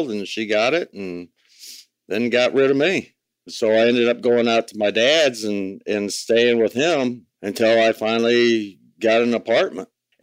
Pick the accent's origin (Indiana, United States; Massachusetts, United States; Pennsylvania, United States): Indiana, United States; Walkerton; Right outside of South Bend, Indiana, a little town called Walkerton